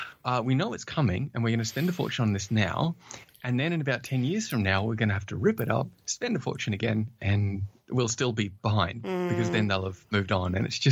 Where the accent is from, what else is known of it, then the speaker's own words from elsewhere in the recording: Australia; accent: Australian; I'm, as said earlier, I'm originally from Australia, though I'm told I have lost a bit of the Australian accent.